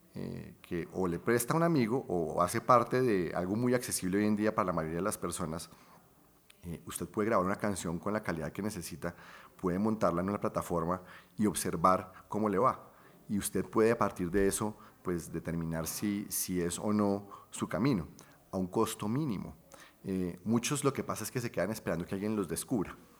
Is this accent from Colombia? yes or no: yes; Bucaramanga, Santander, Colombia; moved away as an adult; also born or lived in London; Yo nací en Bucaramanga.